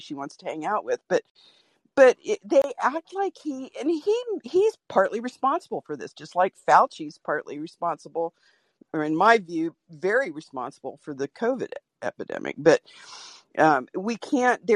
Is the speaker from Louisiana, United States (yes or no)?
no; Norfolk, Virginia, United States; now in Portland, United States; I was born in Norfolk, Virginia, the you know, epicenter of military everything